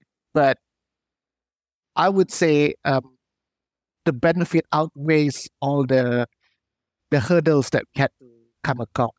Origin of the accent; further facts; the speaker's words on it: Malaysia; we are Malaysian first